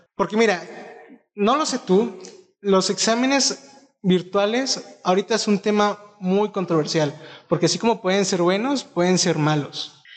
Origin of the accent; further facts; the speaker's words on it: Mexico; nos ayude a todos como mexicanos